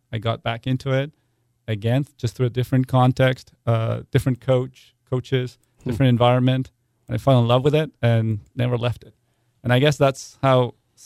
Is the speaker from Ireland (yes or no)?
no; Buenos Aires, Argentina; moved away; I'm actually from Argentina